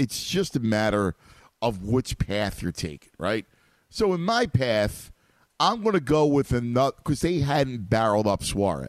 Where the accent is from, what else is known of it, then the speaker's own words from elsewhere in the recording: Philadelphia, Pennsylvania, United States; And for those people who don't know, I'm from Philly, I channel my inner 12-year-old sometimes with the sports team because I'm still a sports head